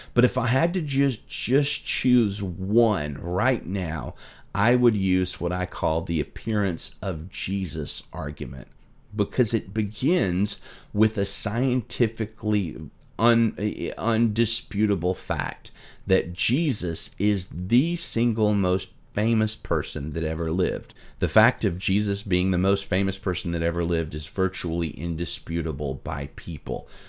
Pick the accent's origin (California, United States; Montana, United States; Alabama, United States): Alabama, United States; my home state of Alabama